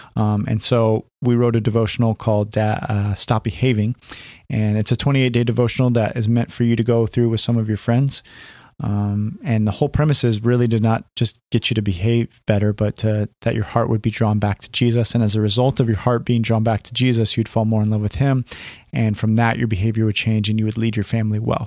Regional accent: California, United States; moved away as an adult; also born or lived in Portland suburbs, Oregon; now in Portland, United States; I grew up in California

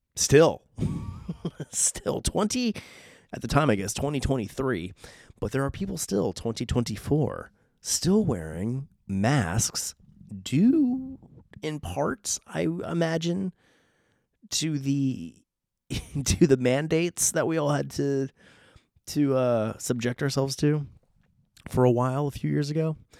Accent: San Diego, California, United States; accent: Southern Californian; I was born and raised in San Diego, California, literally on a beach.

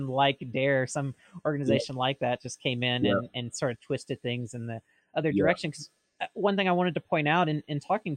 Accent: Mississippi, United States; now in Oregon, United States; I'm originally from Mississippi

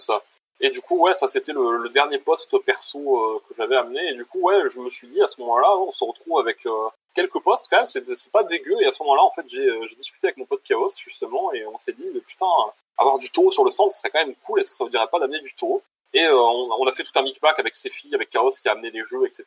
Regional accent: Bordeaux, Nouvelle-Aquitaine, France; now in Switzerland; moi aussi je suis de Bordeaux

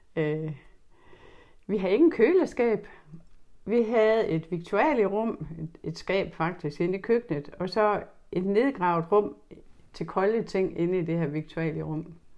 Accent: Horsens, Central Denmark Region, Denmark; jeg er født og opvokset i Skolegade

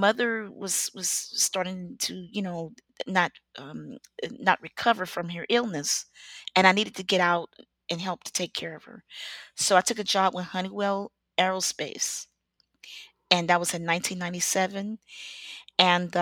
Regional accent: Beaumont, Texas, United States; I'm from the great state of Texas. And, you know, I'm from Beaumont, Texas.

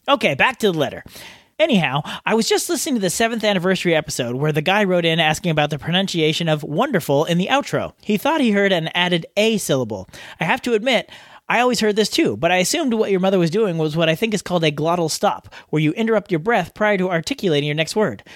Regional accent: California, United States; as a Californian

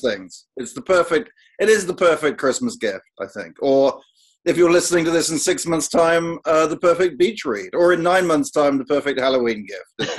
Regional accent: United Kingdom; I, as a Brit

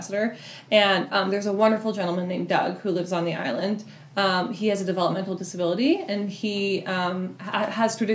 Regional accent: British Columbia, Canada; moved away as an adult; also born or lived in New York / Seattle; now in Vashon, United States; I grew up just over the border in BC.

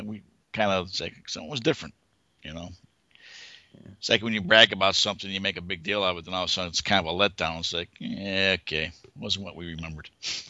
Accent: Chicago, Illinois, United States; Because I'm from Chicago.

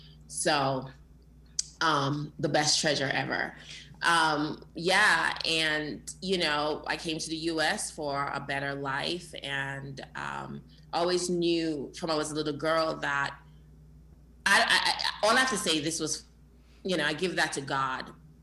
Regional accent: New York, United States; also born or lived in Jamaica; I was born in Jamaica and I came here when I was 10 years old. I was raised in the Bronx, the Boogie Down Bronx in New York.

